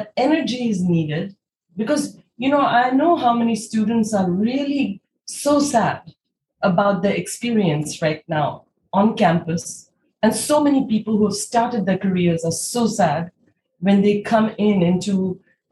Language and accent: English; India; as somebody who was born and brought up in India